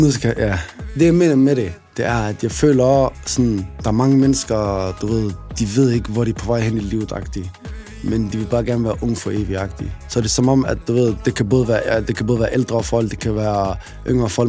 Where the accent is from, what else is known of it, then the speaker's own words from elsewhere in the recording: Aarhus, Central Denmark Region, Denmark; Jeg er en rapper fra Aarhus